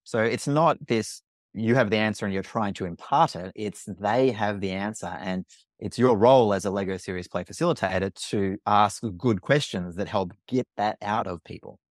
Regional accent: Australia; accent: Australian; I'm Australian, you can probably tell from my accent

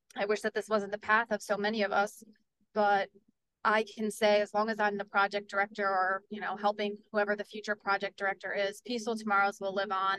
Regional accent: Port Jervis, New York, United States; I am on council in the city of Port Jervis, and that's my hometown.

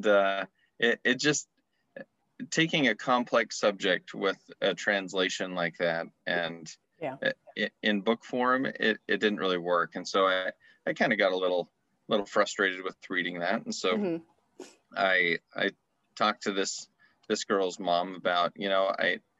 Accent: Utah, United States; also born or lived in Arizona; I grew up in Utah and I went to school in Arizona

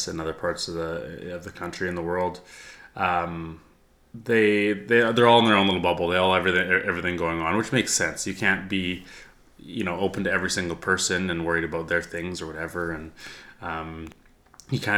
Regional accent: Edmonton, Alberta, Canada; also born or lived in Oakville, Ontario; I was born in Edmonton, was here until second grade. Halfway through second grade, my dad got transferred to head office in Toronto for his work. So we moved out to Ontario. We lived in Oakville, just outside of Toronto, for almost 4 years

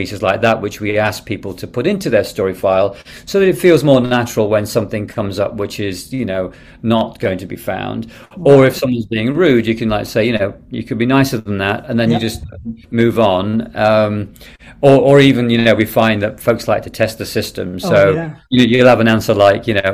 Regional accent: Derby, East Midlands, United Kingdom; I was born in Derby, England.

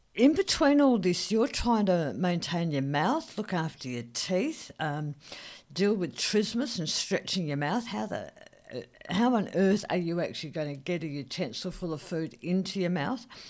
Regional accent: Australia; as an Australian, as an Aussie

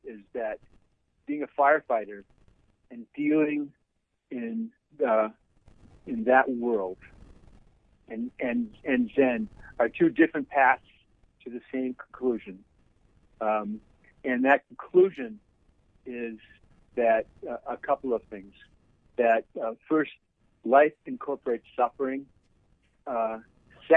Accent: Eden Prairie, Minnesota, United States; I grew up in a little town south of Minneapolis called Eden Prairie, which was a rural farming town.

